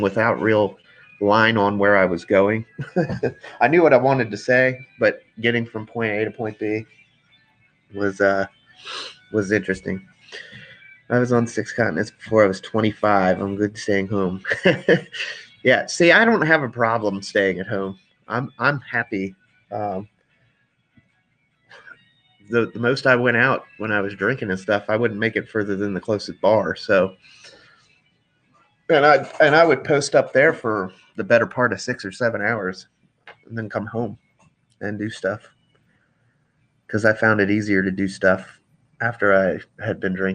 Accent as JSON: {"language": "English", "town": "Frederick", "region": "Maryland", "country": "United States", "tie": "born or raised there", "said": "I was born here in Frederick, Maryland, and 34 years later, I still live in Frederick, Maryland"}